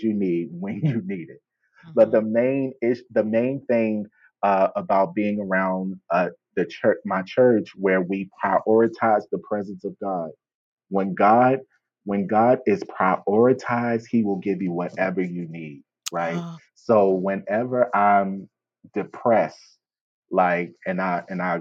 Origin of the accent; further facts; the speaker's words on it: Baltimore, Maryland, United States; I'm from Baltimore.